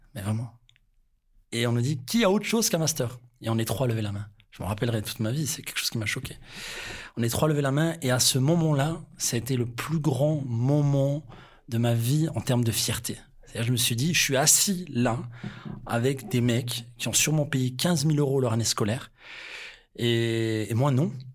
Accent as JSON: {"language": "French", "country": "France", "said": "on est français"}